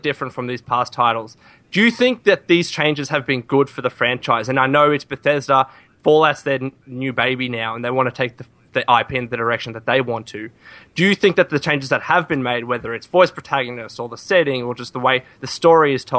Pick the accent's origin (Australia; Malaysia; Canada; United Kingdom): Australia; I'm from Australia